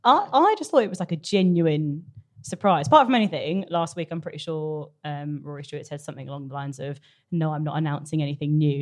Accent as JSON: {"language": "English", "area": "North Cornwall", "region": "South West England", "country": "United Kingdom", "moved": "yes", "said": "I'm from North Cornwall"}